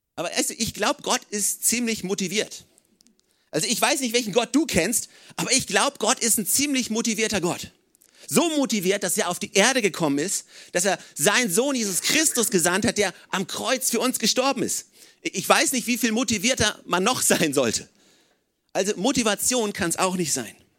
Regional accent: Oldenburg, Lower Saxony, Germany; now in Regensburg, Germany; ich komme aus Oldenburg

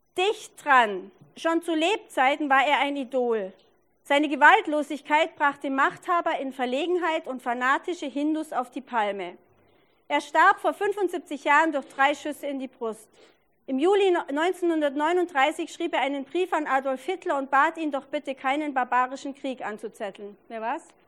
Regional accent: Allgäu, Bavaria, Germany; now in Regensburg, Germany; Ich war vergangene Woche im Allgäu, wo ich herkomme

